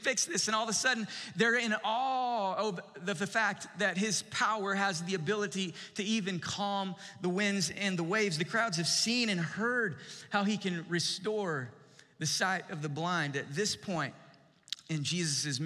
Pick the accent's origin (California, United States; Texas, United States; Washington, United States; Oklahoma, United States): Texas, United States; East; One of my favorite childhood memories growing up in East Texas